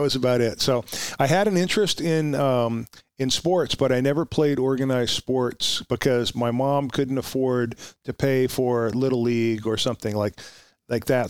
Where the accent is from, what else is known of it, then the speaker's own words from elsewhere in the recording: Huntington Station, New York, United States; moved away; also born or lived in Oxnard, California; I grew up in in Suffolk County, in, uh, near Huntington Station